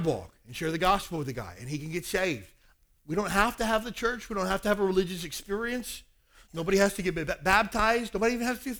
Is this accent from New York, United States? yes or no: no; Kentucky, United States; now in Hawaii, United States; I grew up in Kentucky